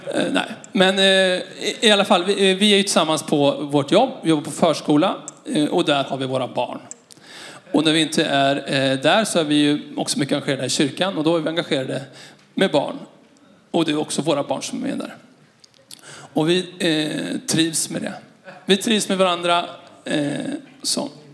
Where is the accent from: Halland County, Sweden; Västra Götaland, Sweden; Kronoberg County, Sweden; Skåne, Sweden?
Västra Götaland, Sweden; Skara; moved away; Jag är uppvuxen i Skara